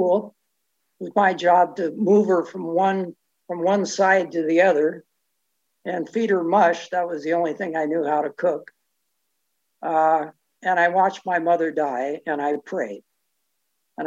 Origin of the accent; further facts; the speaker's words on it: Richmond, California, United States; I was born and raised in the Bay Area in Richmond Annex